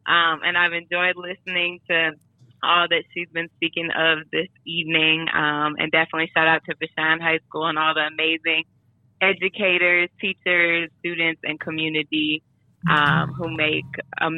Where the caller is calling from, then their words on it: Atlanta, Georgia, United States; I'm calling from Atlanta.